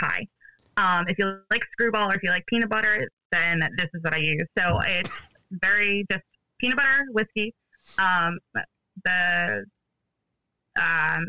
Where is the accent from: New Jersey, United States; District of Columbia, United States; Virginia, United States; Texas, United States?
New Jersey, United States; Atlantic City; I am originally from Atlantic City, New Jersey, but now I live about 15 minutes inland